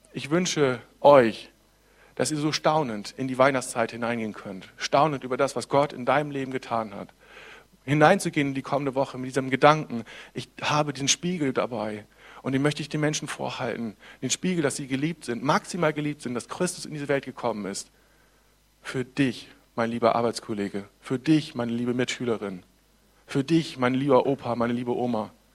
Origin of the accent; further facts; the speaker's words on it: Germany; Ich bin, bin Deutscher. Das heißt also, ich lebe in einem tollen Land.